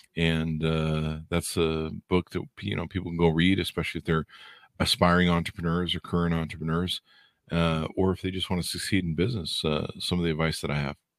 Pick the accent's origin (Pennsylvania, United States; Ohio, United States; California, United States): California, United States; Southern; born and raised in SoCal